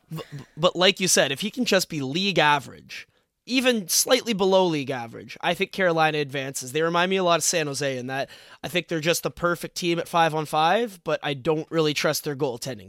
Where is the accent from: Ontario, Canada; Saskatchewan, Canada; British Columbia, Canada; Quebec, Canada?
Ontario, Canada; Toronto; we're both from Toronto